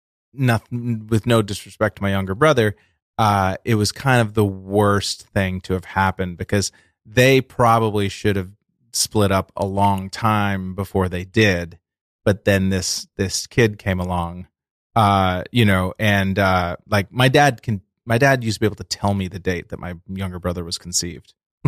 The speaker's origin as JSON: {"language": "English", "region": "Massachusetts", "country": "United States", "said": "I am from Massachusetts."}